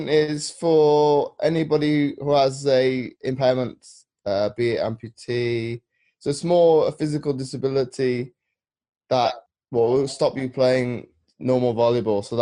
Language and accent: English; Belgium; moved away as an adult; I was born in Belgium because my mother worked for NATO. Okay. So I lived out there for 18, 19 years.